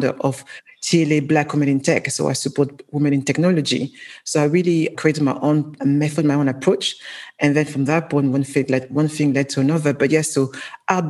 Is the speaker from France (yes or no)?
yes; Paris, Île-de-France, France; English is a second language; moved away as an adult; now in London, United Kingdom; born in Paris, African and proud, and decided to come to London 18 years ago. I didn't speak a word of English